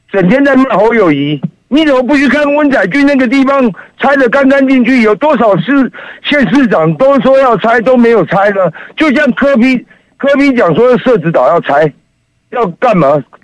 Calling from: Taipei, Taiwan

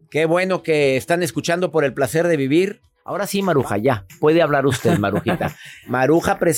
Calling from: Colorado, United States; los saludo desde el estado de Colorado

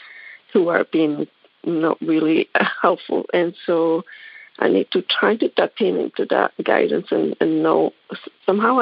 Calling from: Hilton Head, South Carolina, United States; I'm calling from South Carolina as well, Hilton Head

